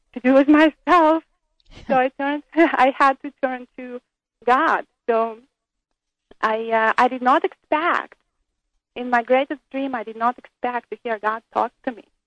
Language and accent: English; Ukraine; moved away as an adult; also born or lived in Israel; I was born in Soviet Ukraine